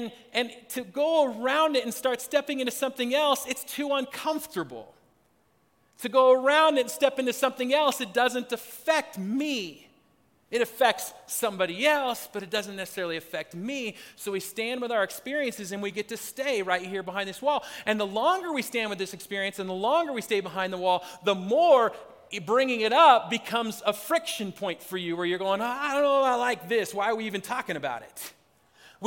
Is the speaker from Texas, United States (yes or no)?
no; Spokane, Washington, United States; moved away as an adult; also born or lived in Philadelphia / Seattle; now in Colorado, United States; I grew up in Spokane, Washington